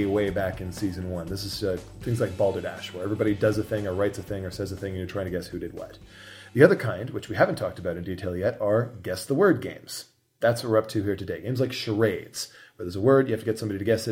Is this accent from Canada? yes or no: yes; Southern Ontario, Canada; I grew up in Southern Ontario